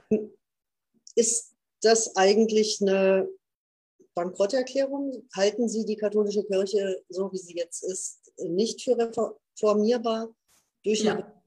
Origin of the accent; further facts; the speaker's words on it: Münsterland, North Rhine-Westphalia, Germany; hier bei uns im Münsterland